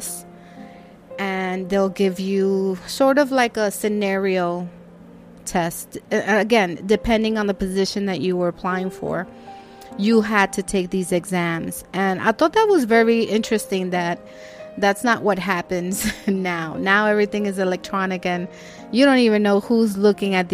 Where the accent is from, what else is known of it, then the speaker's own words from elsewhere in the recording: New York City, New York, United States; my apartment where I grew up in Washington Heights